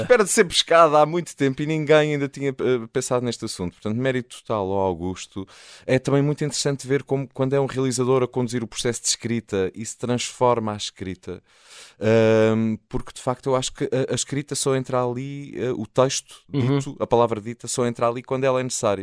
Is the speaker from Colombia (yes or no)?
no; Azores, Portugal; enquanto português, enquanto açoriano